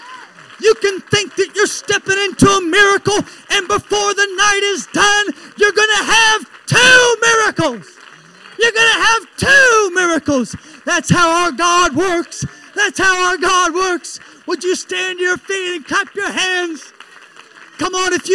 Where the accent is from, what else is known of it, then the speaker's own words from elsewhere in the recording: Elwood, Indiana, United States; I'm from Elwood, Indiana. It's a town of 5,000 people